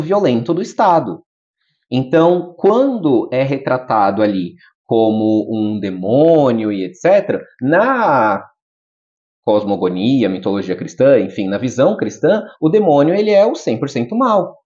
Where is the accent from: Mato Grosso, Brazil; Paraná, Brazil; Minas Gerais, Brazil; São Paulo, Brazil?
São Paulo, Brazil; Guarulhos; Eu, eu sou nascido e criado em Guarulhos.